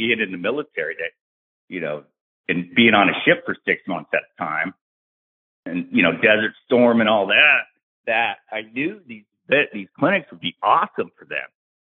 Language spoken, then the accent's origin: English; Tampa, Florida, United States; born there; I was born in MacDill. I'm in Florida right now. I was born over at MacDill in Tampa and grew up 17 years as a military brat.